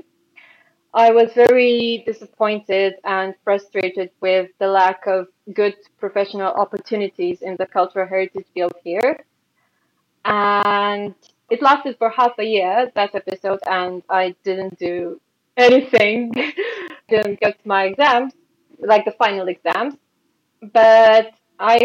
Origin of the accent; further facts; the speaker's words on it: Ploiești, Prahova, Romania; now in Bucharest, Romania; I'm currently based in the Romanian capital of Bucharest, which is approximately 1 hour south of my hometown of Ploiești